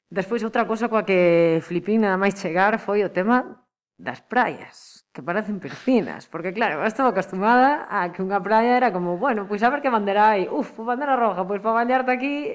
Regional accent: Lugo, Galicia, Spain; moved away as an adult; now in Pontevedra, Spain; veño dun lugar no que a climatoloxía é moi complicada

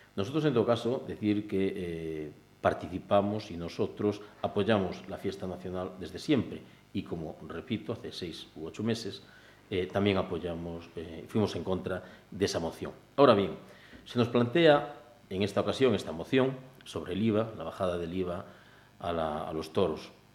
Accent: Cambados, Galicia, Spain; yo soy de Cambados

